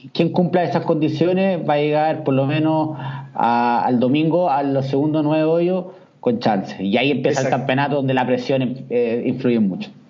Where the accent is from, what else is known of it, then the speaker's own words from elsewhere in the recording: Chile; soy chileno